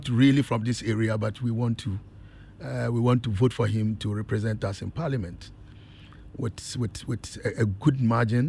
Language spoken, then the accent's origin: English; Tepa, Ashanti, Ghana; I grew up in Tepa Zongo, typical of a Zongo boy